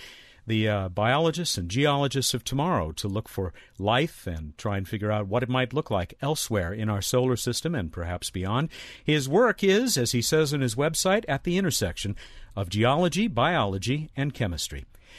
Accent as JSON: {"language": "English", "town": "Long Beach", "region": "California", "country": "United States", "tie": "born or raised there", "said": "my hometown, the city of Long Beach, California, a little ways south of Pasadena"}